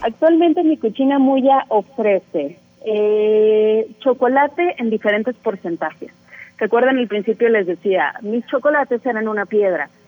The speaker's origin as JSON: {"language": "Spanish", "country": "Mexico", "said": "como mexicanos tenemos esta disociación con el cacao"}